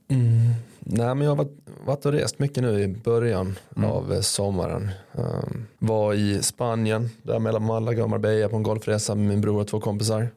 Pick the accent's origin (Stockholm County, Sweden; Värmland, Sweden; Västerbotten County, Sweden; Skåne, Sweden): Skåne, Sweden; Malmö; also born or lived in Mora; now in Örebro, Sweden; jag är ju från Malmö